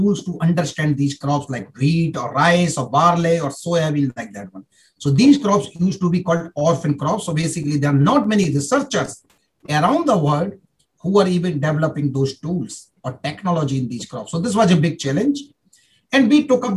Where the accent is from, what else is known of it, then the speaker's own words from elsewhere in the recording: India; moved away as an adult; also born or lived in Germany; I'm coming from India